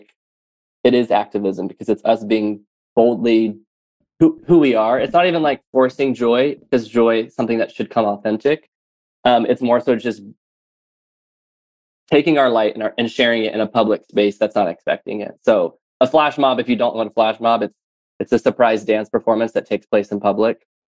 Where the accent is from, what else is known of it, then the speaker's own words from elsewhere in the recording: the South, United States; I grew up in the South